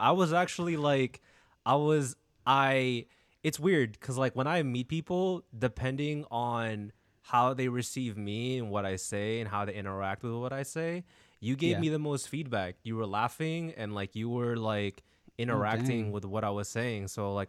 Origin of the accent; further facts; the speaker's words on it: Philippines; Anyways, we're both Filipino, and for me, I fell into the whole I'm not be a sailor, but I'll work in the hospital